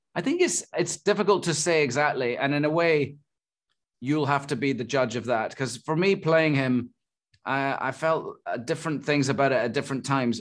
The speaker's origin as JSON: {"language": "English", "region": "Scotland", "country": "United Kingdom", "said": "I'm Scottish"}